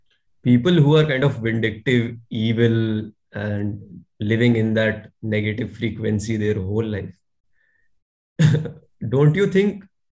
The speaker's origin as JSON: {"language": "English", "country": "India", "said": "I'm a core Indian at heart"}